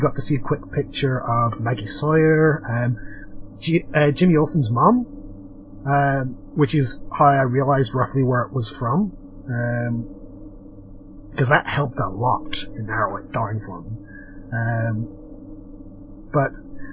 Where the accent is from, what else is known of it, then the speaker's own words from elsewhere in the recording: part of Britain, Northern Ireland, United Kingdom; accent: British; I only get away with having a British accent because technically I'm part of Britain